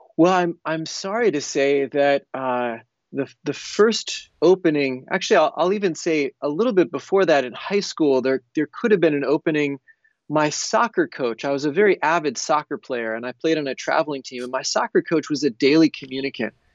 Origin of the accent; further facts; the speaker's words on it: United States; I grew up in the United States